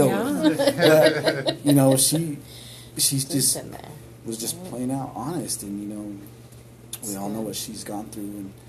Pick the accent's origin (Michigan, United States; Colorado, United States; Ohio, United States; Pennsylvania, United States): Colorado, United States; Denver; you know where I grew up in Swansea, and how bad it was.